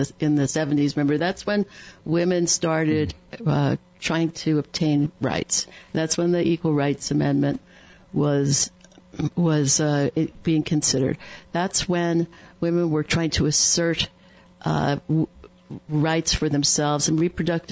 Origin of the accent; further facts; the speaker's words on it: New York, United States; I was living in New York, I grew up in New York